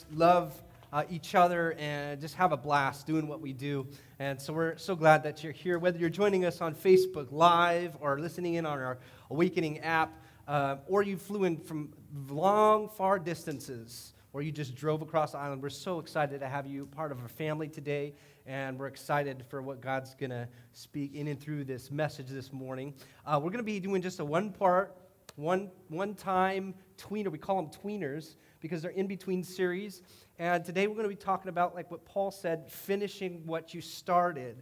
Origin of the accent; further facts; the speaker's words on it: Indiana, United States; I've grown up in Indiana where we play basketball, and we had just an amazing time growing up in the Hoosier State